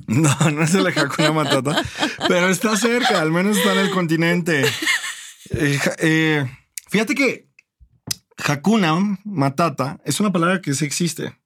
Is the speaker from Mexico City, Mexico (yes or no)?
no; Acapulco, Guerrero, Mexico; yo crecí en Acapulco